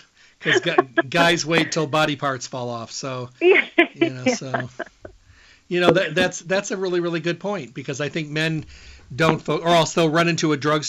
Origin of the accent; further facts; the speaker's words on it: Midwest, United States; I'm from the Midwest, so you never know how to dress this time of year.